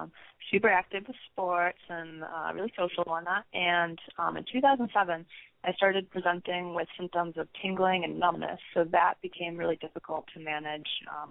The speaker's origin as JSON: {"language": "English", "region": "Michigan", "country": "United States", "said": "So I am from Michigan, but I'm currently a freshman undergrad at Arizona State University in their Honors College."}